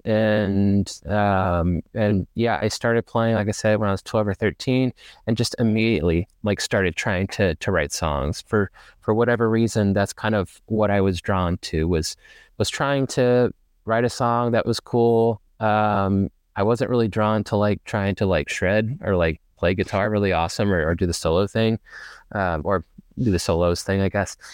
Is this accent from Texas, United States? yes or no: no; Ferndale, Arkansas, United States; moved away as an adult; now in Dallas, United States; I was born and raised like just outside of Little Rock, which is the capital city of Arkansas. For those who are not familiar, um, I grew up in Ferndale, actually